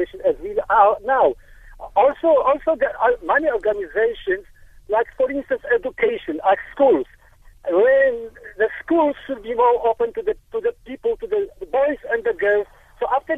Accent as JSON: {"language": "English", "country": "Poland", "moved": "yes", "lives_now": "Cape Town, South Africa", "said": "I came from Poland"}